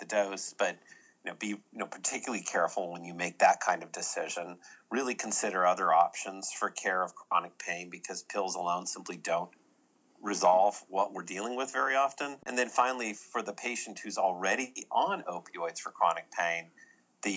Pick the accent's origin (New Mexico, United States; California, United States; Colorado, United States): California, United States; moved away as an adult; also born or lived in Boston; now in Birmingham, United States; I grew up in California, went to medical school in Boston